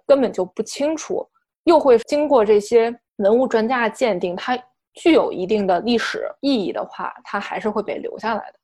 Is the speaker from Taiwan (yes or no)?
no; China; 包括我们中国人